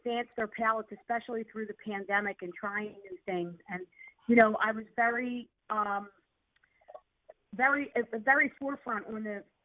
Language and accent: English; Philadelphia, Pennsylvania, United States; accent: South Philly; my South Philly accent